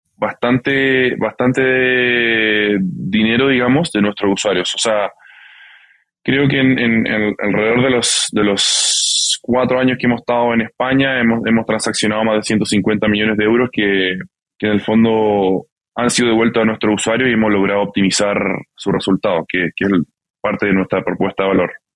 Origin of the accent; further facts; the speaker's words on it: Santiago, Santiago Metropolitan Region, Chile; moved away as an adult; also born or lived in California / Barcelona; originalmente yo, yo nací en California, eh, crecí en Santiago de Chile